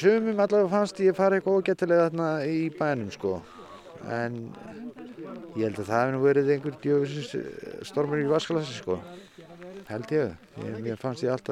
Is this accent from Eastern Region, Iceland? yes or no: yes; Krossavík, Eastern Region, Iceland; kom með hana í Krossavík þar sem að ég eiginlega ólst upp með þessari vél alla tíð